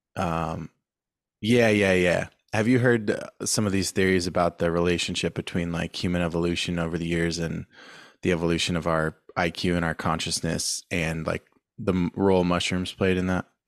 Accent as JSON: {"language": "English", "town": "San Diego", "region": "California", "country": "United States", "tie": "born or raised there", "said": "I'm from San Diego, born and raised"}